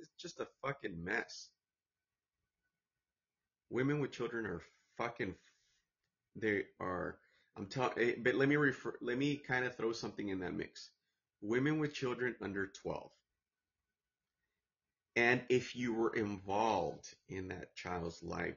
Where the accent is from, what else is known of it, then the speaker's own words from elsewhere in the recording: United States; I'm American born